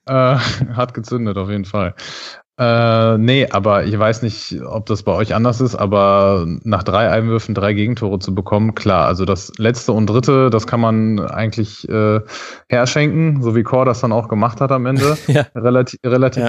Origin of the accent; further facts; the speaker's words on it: Dortmund, North Rhine-Westphalia, Germany; moved away as an adult; now in Düsseldorf, Germany; wohne ich äh, ja auch in Düsseldorf als eigentlich gebürtiger Dortmunder jetzt schon seit ein paar Jahren